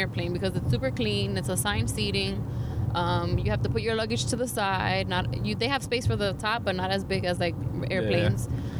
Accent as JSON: {"language": "English", "town": "New York City", "region": "New York", "country": "United States", "said": "I guess because I'm from New York"}